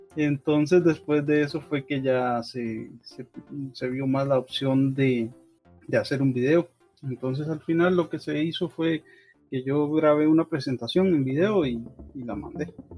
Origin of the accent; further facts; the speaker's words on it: Costa Rica; como buen tico